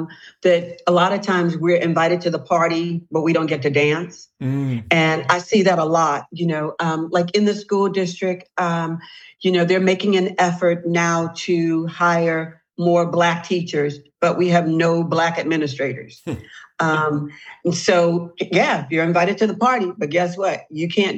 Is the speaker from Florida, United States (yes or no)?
yes; Key West, Florida, United States; growing up in Key West, and Donnie, you remember this, you know, I was used to being the only Black person in my class